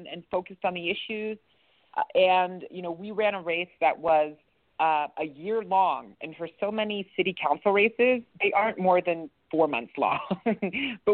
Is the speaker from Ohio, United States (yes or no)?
yes; East Liverpool, Ohio, United States; I grew up in East Liverpool, Ohio. We moved around a bit, but my most formative years were spent in East Liverpool